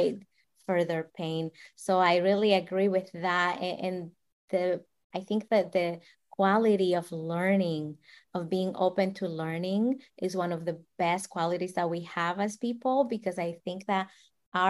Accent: Dominican Republic; moved away; I'm from the Dominican Republic, and I grew up in a slum

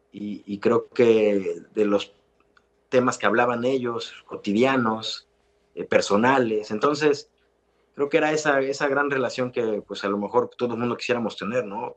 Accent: Mexico; Es un valor que tenemos como mexicanos maravilloso

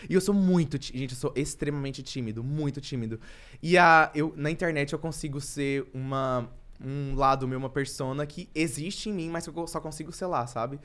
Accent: Anápolis, Goiás, Brazil; moved away as an adult; also born or lived in Florianópolis; now in São Paulo, Brazil; eu vim de Anápolis

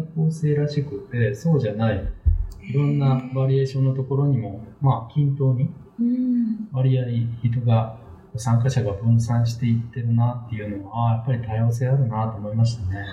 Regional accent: Wakayama, Japan; now in Kobe, Japan; 出身は和歌山県なんですけれども、えっ、ー、と、こちらの神戸に移って

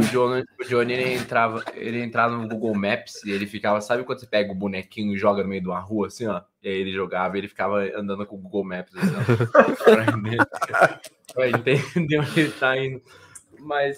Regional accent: Brazil; now in Portugal; Eu sou brasileiro

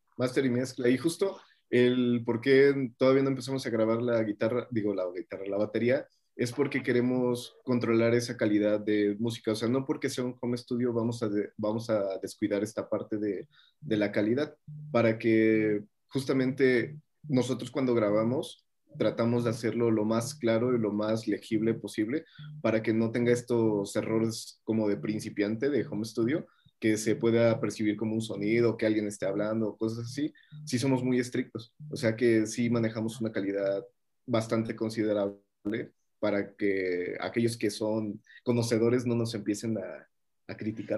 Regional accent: Mexico; soy de México

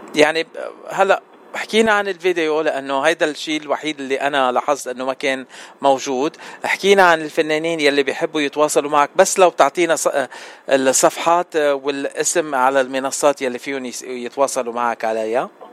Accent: Lebanon; انا من لبنان

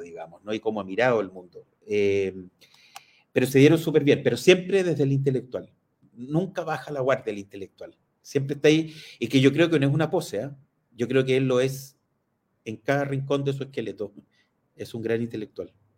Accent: Chile; quiénes somos los chilenos

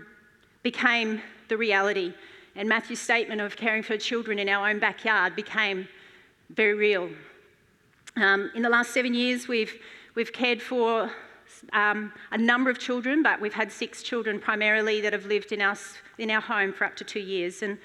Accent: Mackay, Queensland, Australia; moved away as an adult; I grew up in Mackay on a cane farm, and I moved when I was 19 to study for a year.

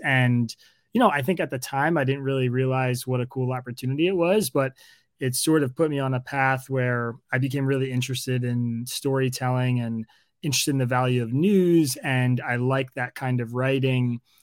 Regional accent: Bucks County, Pennsylvania, United States; where I grew up in Bucks County, Pennsylvania

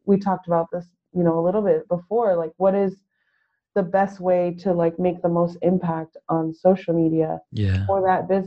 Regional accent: San Diego, California, United States; moved away as an adult; also born or lived in New York; I'm from originally from San Diego. I currently live in San Diego

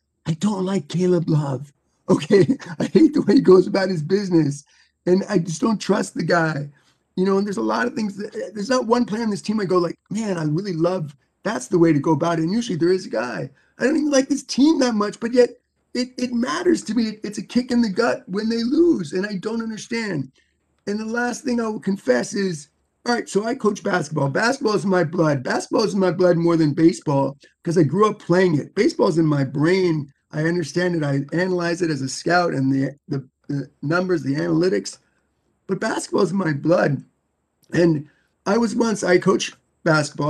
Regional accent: New York City, New York, United States; moved away; I'm not from North Carolina. I grew up in New York City.

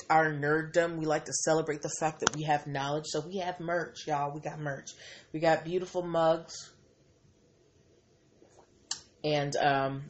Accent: Boston, Massachusetts, United States; I am from Boston

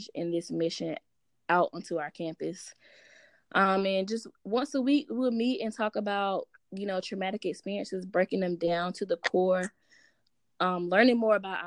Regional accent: Greenville, North Carolina, United States; I was born and raised in Greenville, North Carolina, the 252.

